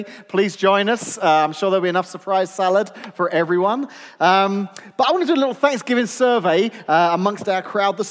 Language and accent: English; England, United Kingdom; now in United States; as an Englishman that now lives in America